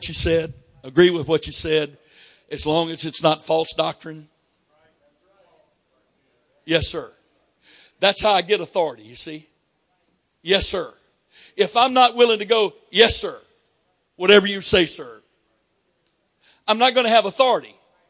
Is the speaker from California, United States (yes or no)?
no; Florida, United States; But I'm from Florida, and you get a at that time, you got a learner's permit at 14.